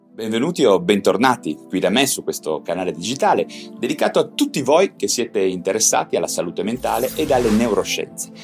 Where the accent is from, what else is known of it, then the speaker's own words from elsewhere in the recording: Genoa, Liguria, Italy; io da genovese verace